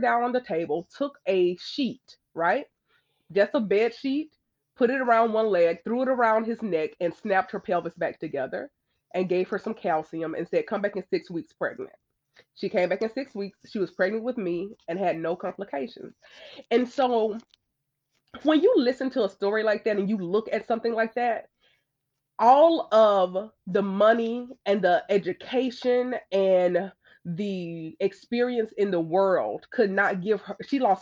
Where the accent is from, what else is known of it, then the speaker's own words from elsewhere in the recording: Alabama, United States; growing up in the Bible Belt, growing up in Alabama